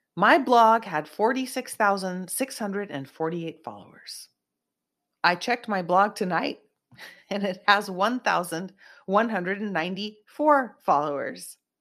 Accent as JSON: {"language": "English", "area": "Silicon Valley, South Bay", "region": "California", "country": "United States", "tie": "born or raised there", "said": "I grew up in Silicon Valley area, South Bay, in California"}